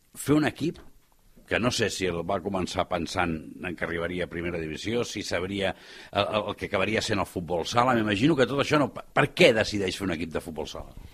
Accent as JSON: {"language": "Catalan", "town": "Barcelona", "region": "Catalonia", "country": "Spain", "said": "jo soc català, sóc de Barcelona, sóc del Raval"}